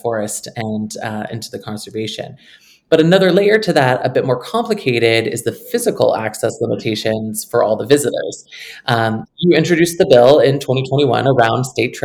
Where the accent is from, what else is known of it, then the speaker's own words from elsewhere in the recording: Cambridge, Vermont, United States; the work that I've done in my hometown of Cambridge